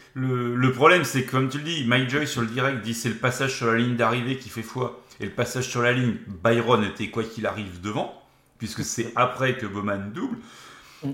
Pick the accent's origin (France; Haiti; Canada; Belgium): France; chez nous en France